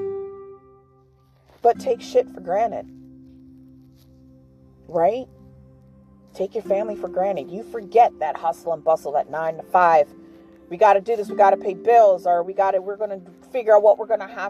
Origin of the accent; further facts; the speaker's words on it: New York, United States; moved away; I'm from New York